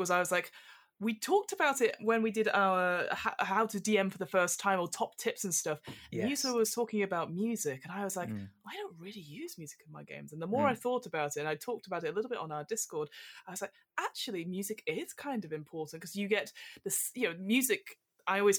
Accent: United Kingdom; we're British

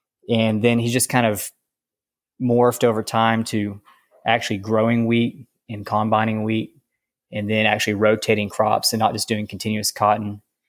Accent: Lubbock, Texas, United States; now in Roscoe, United States; Well, I am a cotton farmer in Roscoe, Texas, and I didn't grow up on the farm. I grew up in Lubbock, actually, and my parents weren't involved in ag

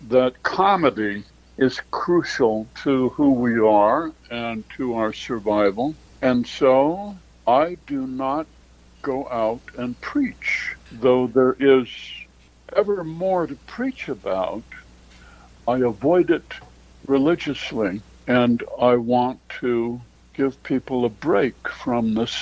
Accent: Minnesota, United States; now in New York, United States; I'm from Minnesota, but I live in New York now

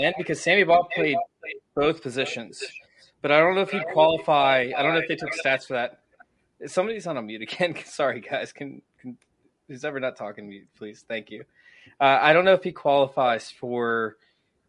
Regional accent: Virginia Beach, Virginia, United States; I'm from Virginia Beach, so I'm just south of there

